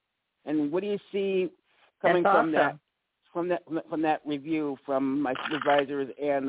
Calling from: Holly Springs, Mississippi, United States; from Holly Springs, Mississippi.

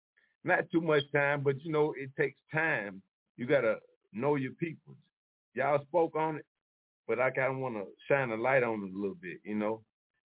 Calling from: Charlotte, North Carolina, United States; I'm calling from Charlotte.

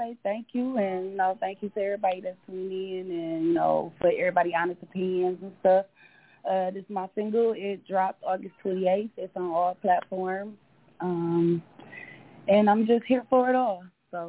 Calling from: Detroit, Michigan, United States; I'm calling from Detroit, Michigan.

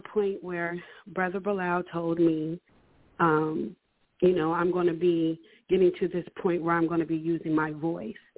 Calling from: Houston, Texas, United States; I am calling from Houston, Texas

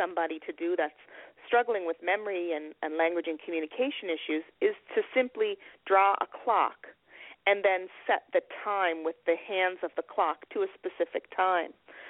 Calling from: Nova Scotia, Canada; I'm calling from Nova Scotia, from Canada

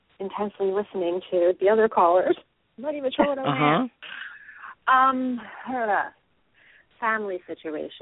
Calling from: Pennsylvania, United States; I'm calling from Pennsylvania.

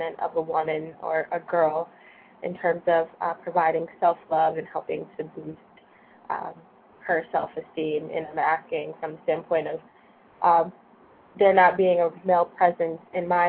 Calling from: Boston, Massachusetts, United States; I'm calling from Boston, Massachusetts.

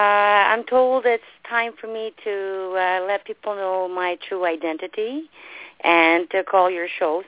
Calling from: Ottawa, Ontario, Canada; I'm calling from Ottawa in Canada

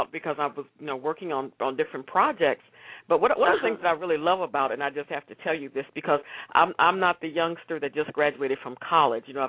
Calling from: Austin, Texas, United States; I'm calling from Austin, Texas

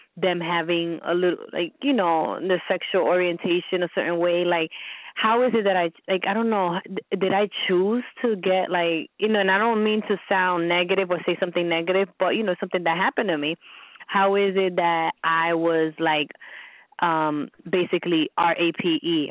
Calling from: New York, United States; I'm calling from New York

